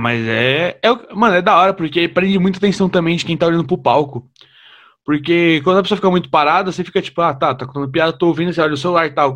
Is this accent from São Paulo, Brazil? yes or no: yes; São Paulo, Brazil; Eu sou de São Paulo, eu nunca fiz nada fora de São Paulo.